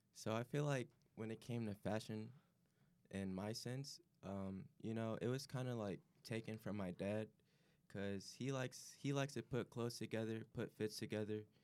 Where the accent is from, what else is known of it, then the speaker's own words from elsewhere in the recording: Chicago, Illinois, United States; I'm coming from Chicago area